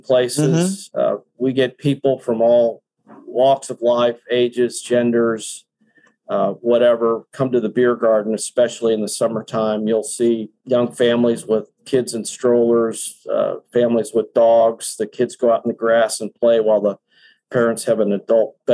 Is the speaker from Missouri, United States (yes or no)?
yes; Kansas City, Missouri, United States; moved away as an adult; also born or lived in Texas; I'm originally from Kansas City. I grew up here, but I was working and living in Texas